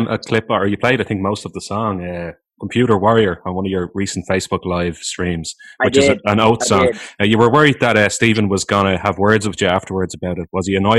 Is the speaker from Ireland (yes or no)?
yes; Ireland